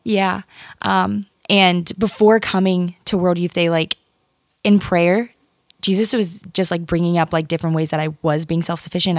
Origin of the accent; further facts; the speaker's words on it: Ohio, United States; moved away as an adult; also born or lived in Connecticut; now in Port Chester, United States; I'm originally from Ohio